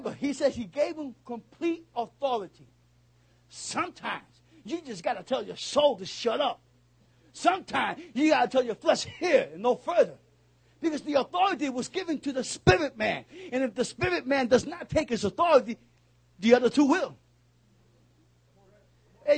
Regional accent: New York City, New York, United States; I'm a New Yorker.

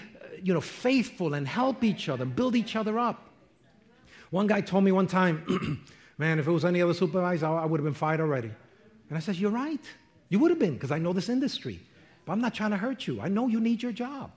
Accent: New York, United States; I'm from New York

